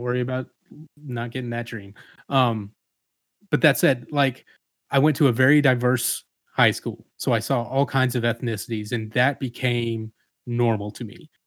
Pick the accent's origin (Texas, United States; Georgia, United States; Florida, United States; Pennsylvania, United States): Georgia, United States; Atlanta; moved away as an adult; also born or lived in Savannah, Georgia; now in Macon, United States; I grew up in Atlanta